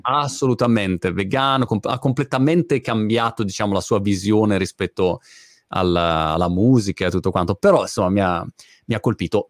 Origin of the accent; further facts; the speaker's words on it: Milan, Lombardy, Italy; Io originariamente sono di Milano, come ah, come origine, diciamo, eh, geografica